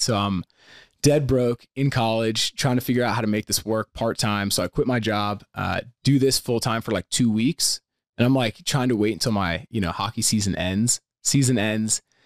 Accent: Pennsylvania, United States; I grew up in Pennsylvania

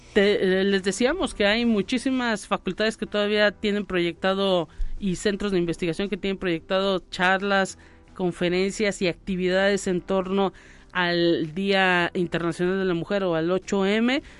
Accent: Mexico; como buenos ciudadanos y mexicanos

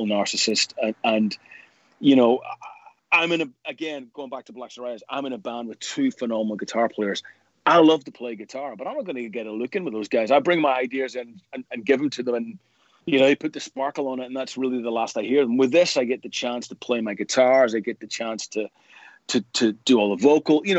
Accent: Belfast, Northern Ireland, United Kingdom; growing up in Northern Ireland

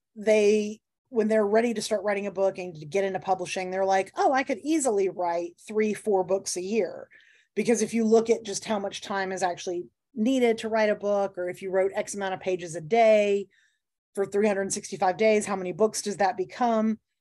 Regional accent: the South, United States; my home state

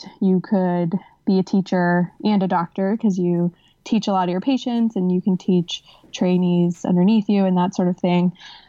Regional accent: Sonoma, California, United States; I'm from Sonoma, California. I did my undergrad at Santa Clara, which is in California also.

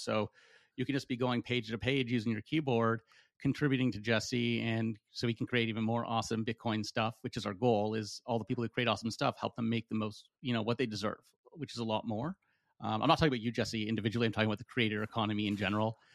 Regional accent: Canada; I'm from Canada

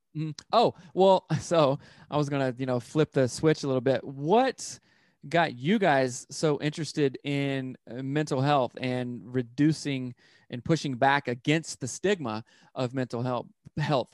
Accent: upstate South Carolina, United States; moved away as an adult; now in Seattle, United States; I'm from South Carolina, and, like, in the upstate area

